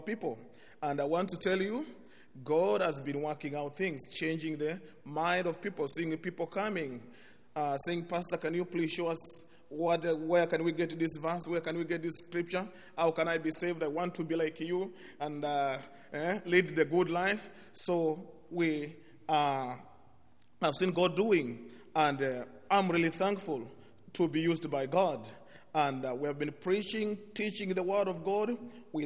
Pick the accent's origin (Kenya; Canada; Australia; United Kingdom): Kenya; English is a second language; I come from Kenya.